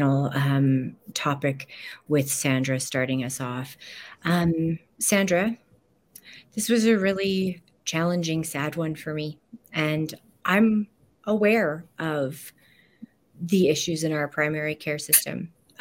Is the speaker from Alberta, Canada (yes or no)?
yes; Alberta, Canada; I know as an Albertan and as a Canadian